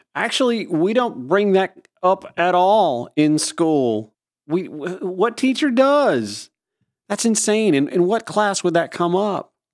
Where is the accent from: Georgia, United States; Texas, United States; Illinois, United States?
Georgia, United States; I'm from Georgia. I grew up in rural Georgia